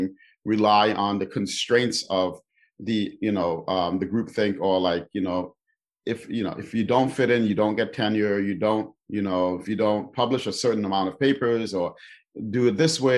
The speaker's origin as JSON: {"language": "English", "town": "New York City", "region": "New York", "country": "United States", "tie": "born or raised there", "said": "I grew up in New York City in the Bronx"}